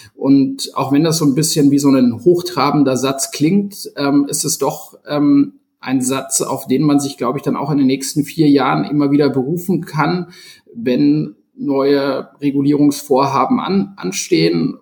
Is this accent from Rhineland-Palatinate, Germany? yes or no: no; Munich, Bavaria, Germany; als gebürtiger Münchner